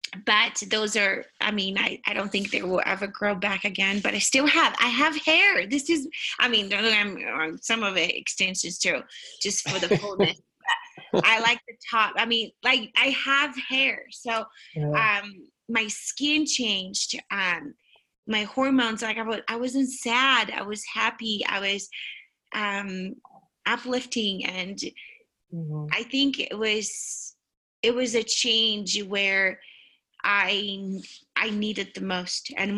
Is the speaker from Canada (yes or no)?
no; Brazil; now in United States; I am from Brazil, but for heaven's sakes, I hate vegetables.